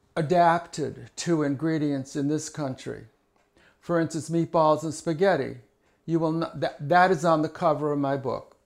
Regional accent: Hyannis, Massachusetts, United States; moved away as an adult; also born or lived in Chicago; I was born in Hyannis, Massachusetts, many years ago. I lived with my grandmother and grandfather and my, my aunt, my mother and father

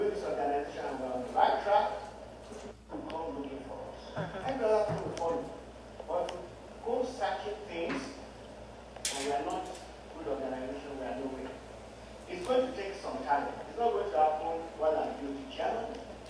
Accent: Nigeria; now in United States

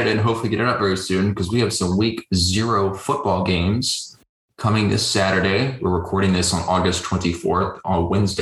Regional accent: the South, United States; We grew up in the South

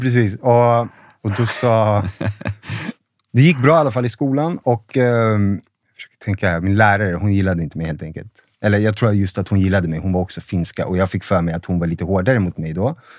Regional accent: Sundbyberg, Stockholm County, Sweden; also born or lived in Huddinge; Född i Huddinge, men jag har bott i Rissne hela mitt liv

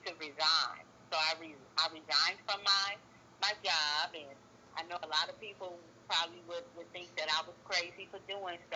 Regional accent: Oakland, California, United States; also born or lived in Chicago, Illinois; I was actually born and raised in Chicago until I was 10, and then my family moved down here to the Oakland Bay area, and okay. This is where I have lived ever since.

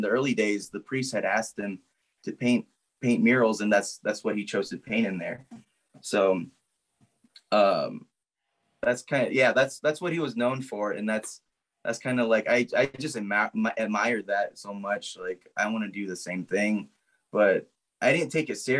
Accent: Zuni, New Mexico, United States; I'm from Zuni.

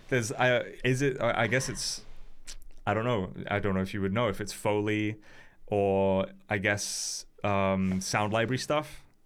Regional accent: United Kingdom; now in Wales, United Kingdom; as a British person

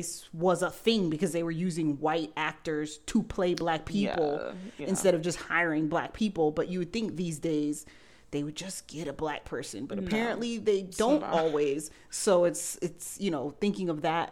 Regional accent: Jamaica; now in Florida, United States; we're both Jamaican

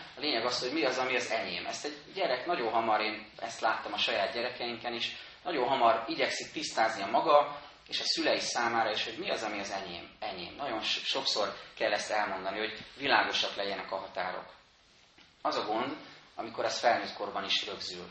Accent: Budapest, Hungary; Egy pesti Dunaparti lakótelepen nőttem fel, két évtizedet éltem ott

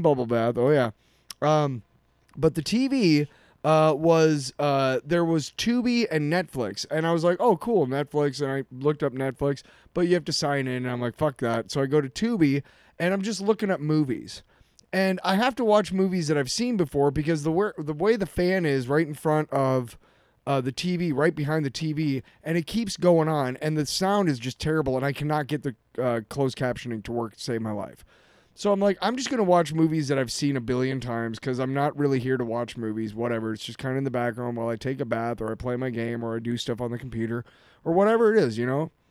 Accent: Iowa City, Iowa, United States; moved away; I grew up in Iowa City

